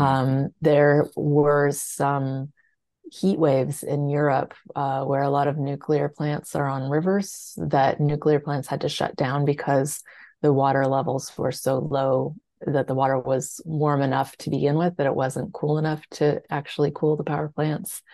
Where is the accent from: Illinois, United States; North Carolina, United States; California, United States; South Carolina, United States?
California, United States; I grew up in California